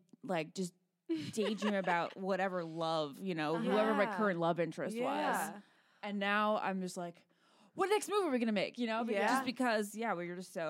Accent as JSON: {"language": "English", "region": "Virginia", "country": "United States", "tie": "born or raised there", "said": "So my sister, my best friend and I, when we, you know, growing up in Virginia"}